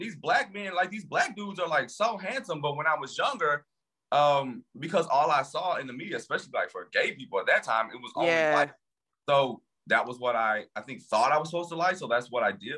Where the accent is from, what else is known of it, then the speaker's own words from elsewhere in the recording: Louisiana, United States; moved away as an adult; also born or lived in New York City; now in Washington, DC, United States; I'm from Louisiana, but I lived in New York City for the last 8 years and now I live in DC.